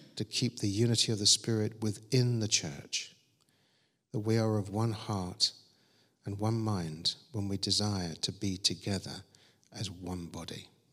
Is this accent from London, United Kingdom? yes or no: yes; Croydon, London, United Kingdom; I was growing up in Croydon with my sister Julie